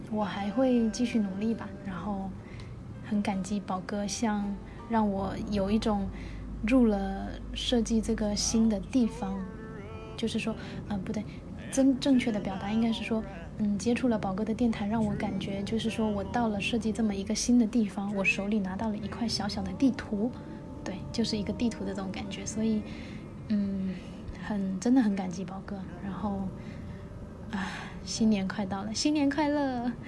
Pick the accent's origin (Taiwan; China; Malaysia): China; Fujian; 我来自福建，是一个非设计专业毕业的设计新人